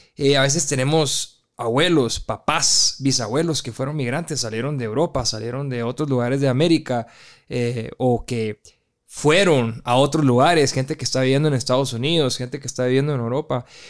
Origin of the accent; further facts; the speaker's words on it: Guatemala; moved away; also born or lived in Brazil; regresé a Guatemala hace dos años aproximadamente y me siento migrante en mi país